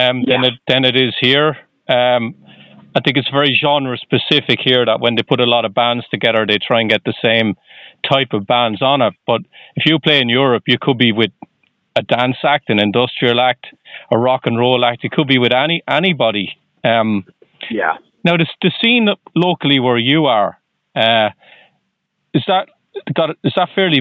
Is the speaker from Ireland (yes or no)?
yes; Ireland; now in United States; I'm originally from Ireland